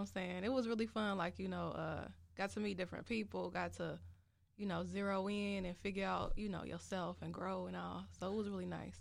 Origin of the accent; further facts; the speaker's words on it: Chicago, Illinois, United States; also born or lived in South Holland, Illinois / Champaign, Illinois; I'm from Chicago, the South Side